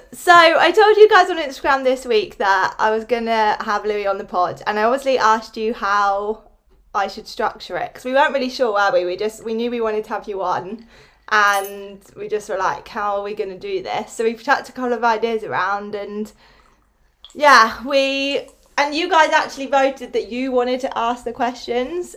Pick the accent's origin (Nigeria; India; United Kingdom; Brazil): United Kingdom; Newbury, South East England; also born or lived in Bristol; I moved back to Newbury, like having to move back in with my parents